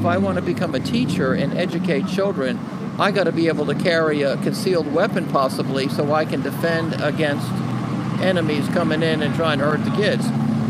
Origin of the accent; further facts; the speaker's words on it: Newark, New Jersey, United States; I've been here since 78, but I was born in Newark.